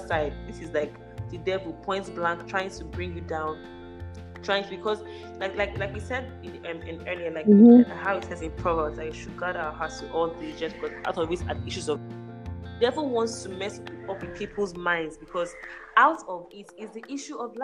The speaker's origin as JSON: {"language": "English", "town": "Port Harcourt", "region": "Rivers State", "country": "Nigeria", "said": "I'm from Port Harcourt"}